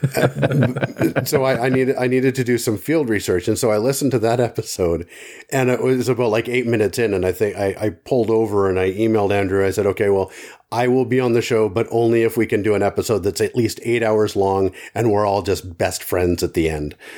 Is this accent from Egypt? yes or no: no; Canada; as a Canadian